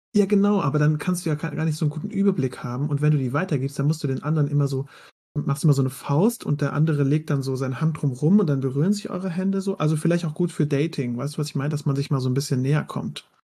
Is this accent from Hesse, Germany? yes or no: no; Mannheim, Baden-Württemberg, Germany; ich komme ja aus Mannheim